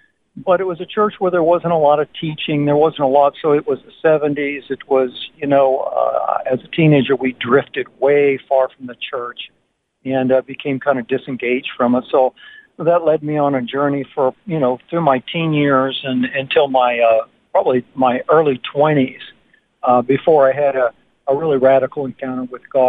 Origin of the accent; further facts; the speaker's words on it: Radcliff, Kentucky, United States; also born or lived in Lincoln, Nebraska; in the mid-50s, we moved to the south of America, and I grew up in a place called Radcliffe, Kentucky, really close to the Fort Knox military base.